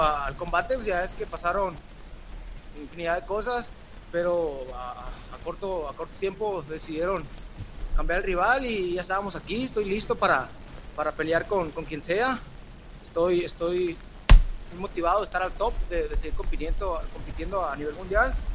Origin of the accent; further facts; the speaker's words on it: Mexico; como todo mexicano